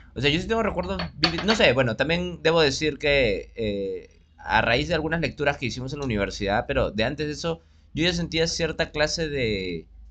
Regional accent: Lima, Peru; como buen limeño

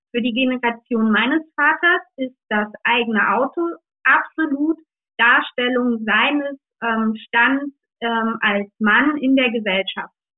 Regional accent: East Germany, Germany; ich bin in der DDR aufgewachsen

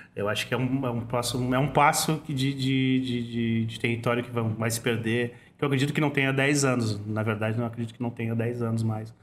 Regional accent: Porto Alegre, Rio Grande do Sul, Brazil; Nasci na Bom Jesus, nasci na PUC, né? Moro na Bom Jesus há 46 anos

